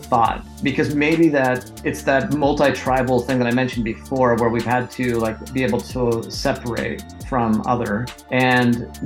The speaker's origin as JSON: {"language": "English", "country": "United States", "said": "I'm an American"}